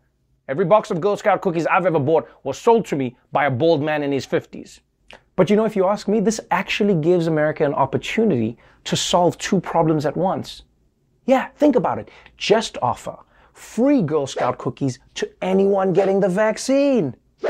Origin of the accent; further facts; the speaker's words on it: New York, United States; And as a New Yorker, I'm furious about the tables no longer being 6 feet apart.